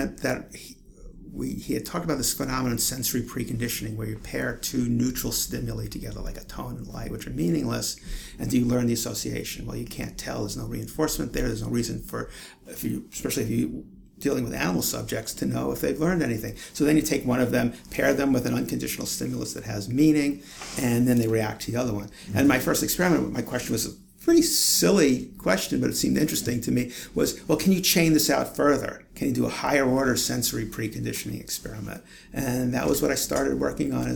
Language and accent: English; New York City, New York, United States; moved away; I grew up in Brooklyn, New York, and actually lived in Brooklyn my entire life